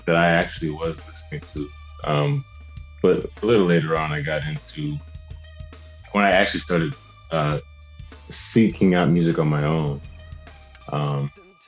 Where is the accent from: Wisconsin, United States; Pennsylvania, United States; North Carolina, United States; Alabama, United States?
Wisconsin, United States; Milwaukee; moved away as an adult; now in Austin, United States; I'm from Milwaukee. I spent pretty much my whole life there.